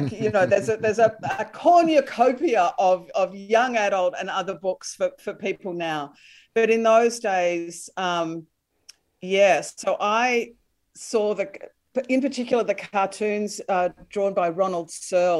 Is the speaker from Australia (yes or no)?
yes; Melbourne, Victoria, Australia; The suburbs of Melbourne, but my mum was a country girl